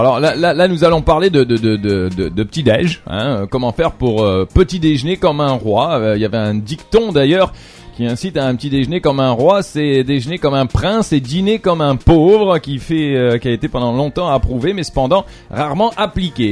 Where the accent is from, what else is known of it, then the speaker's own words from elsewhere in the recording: France; moi je suis français